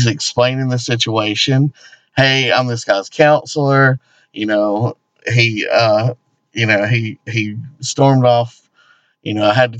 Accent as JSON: {"language": "English", "region": "the South", "country": "United States", "tie": "born or raised there", "said": "We are inside the Bible Belt"}